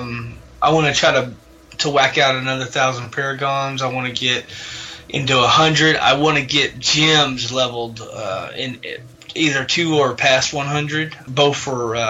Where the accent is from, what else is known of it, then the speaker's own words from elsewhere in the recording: the South, United States; I'm from the South